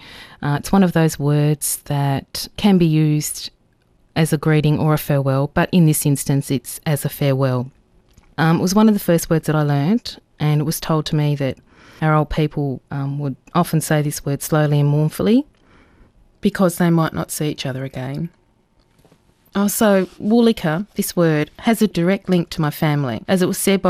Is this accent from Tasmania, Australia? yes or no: yes; Lutruwita, Tasmania, Australia; I'm from Luchuita, Tasmania, and I'm speaking Palawakani today